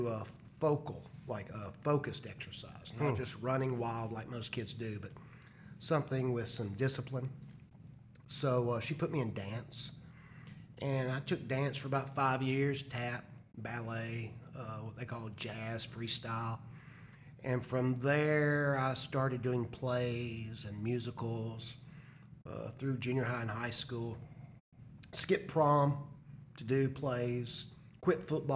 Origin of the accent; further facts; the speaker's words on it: Nashville, Tennessee, United States; I was born and raised here in Nashville, Tennessee. I'm a proud Nashville native.